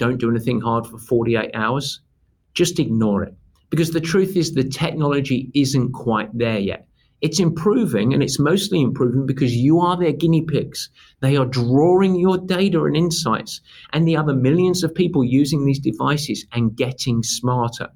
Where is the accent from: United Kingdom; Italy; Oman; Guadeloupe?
United Kingdom; England; now in United States; I'm English